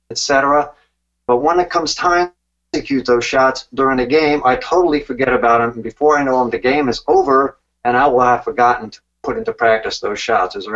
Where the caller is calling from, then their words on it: Largo, Florida, United States; Uh, Largo, Florida outside of Tampa.